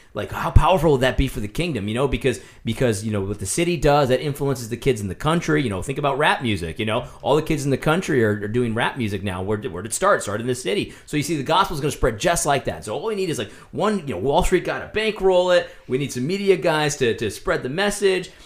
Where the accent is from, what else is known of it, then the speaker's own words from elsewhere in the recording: United States; as an American